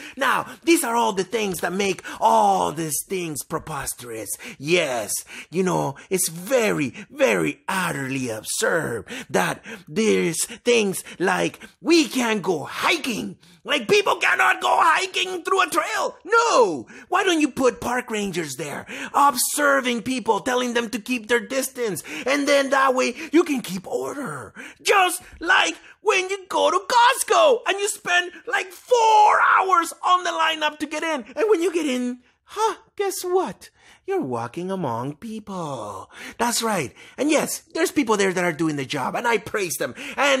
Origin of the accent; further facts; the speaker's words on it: Canada; We are human and we are Canadian.